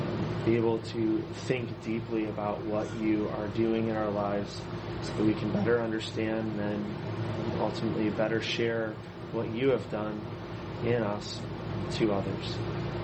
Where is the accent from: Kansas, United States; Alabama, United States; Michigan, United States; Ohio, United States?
Michigan, United States; Allen Park; also born or lived in Clearwater, Florida; I grew up here in Downriver, so I'm a Downriver boy. I grew up in Allen Park